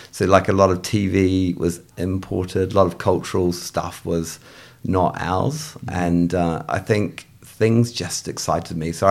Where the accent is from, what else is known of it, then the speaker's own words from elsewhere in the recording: North Shore, Auckland, New Zealand; accent: English; So, I, despite my English accent, I am a born and bred New Zealander. So, I'm from the North Shore in Auckland.